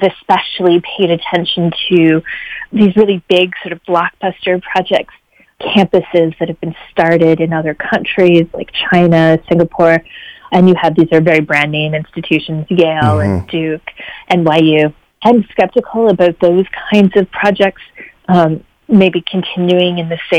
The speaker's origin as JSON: {"language": "English", "country": "Canada", "also_born_or_lived": "Washington, D.C.", "moved": "yes", "said": "I'm Canadian"}